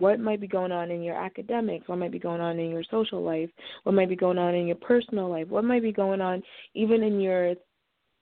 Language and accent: English; Nigeria; also born or lived in Boston area; now in Boston, United States; I'm originally from Nigeria, which is in West Africa, but we've lived around the Boston area for some time now